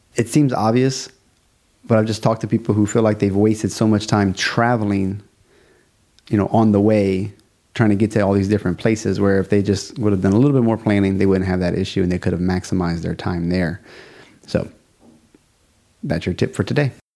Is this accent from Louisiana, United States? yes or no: yes; South Louisiana, United States; I'm from South Louisiana, A K A Cajun Country. I am a Cajun.